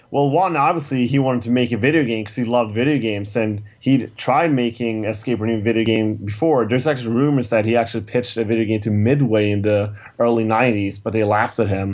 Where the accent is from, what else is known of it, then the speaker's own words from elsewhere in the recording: Stockholm, Stockholm County, Sweden; my hometown of Stockholm, Sweden